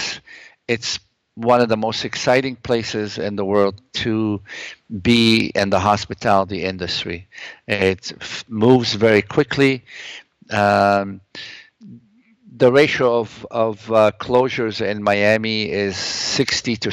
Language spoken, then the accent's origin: English; Lebanon; now in Toronto, Canada; I come from the Middle East. I come from Lebanon